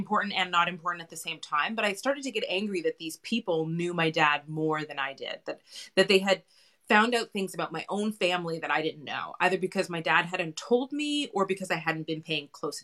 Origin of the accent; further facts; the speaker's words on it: Canada; my own experiences growing up in Canada